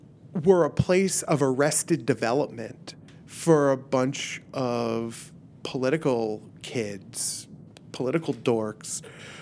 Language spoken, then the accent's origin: English; Miami, Florida, United States; moved away; left a party scene in Miami